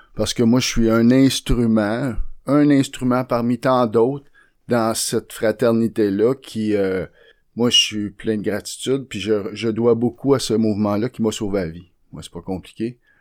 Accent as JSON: {"language": "French", "town": "Montreal", "region": "Quebec", "country": "Canada", "tie": "born or raised there", "said": "j'étais un modèle 1969. Je sorti de la chaîne de montage à Saint-Henri."}